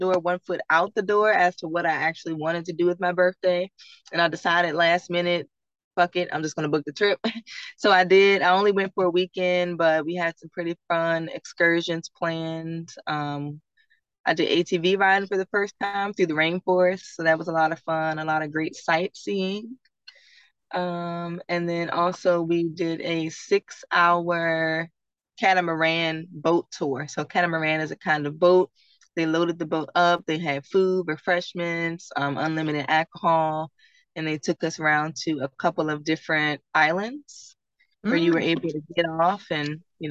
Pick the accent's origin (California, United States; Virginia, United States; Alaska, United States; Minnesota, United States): Virginia, United States; I'm born and raised in Virginia